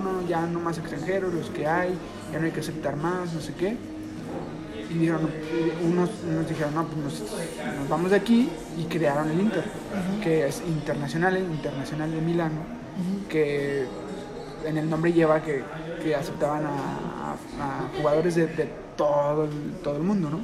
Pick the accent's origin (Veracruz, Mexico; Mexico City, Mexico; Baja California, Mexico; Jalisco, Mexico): Jalisco, Mexico; Guadalajara; nosotros somos de Guadalajara, estamos aquí en, la ciudad